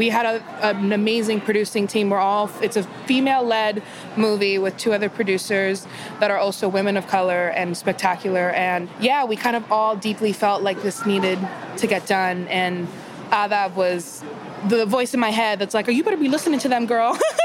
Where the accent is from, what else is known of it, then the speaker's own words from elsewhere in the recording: Miami, Florida, United States; moved away; When I'm Cuban from Miami, and it's so funny because my whole life, that Spanish, that Cuban Spanish is like half English, mm-hmm. half actual Spanish.